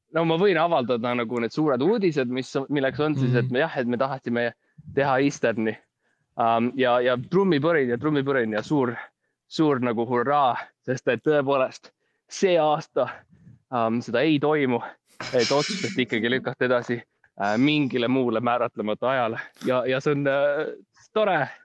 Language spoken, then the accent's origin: Estonian; Estonia; ma olen ikkagi eestlane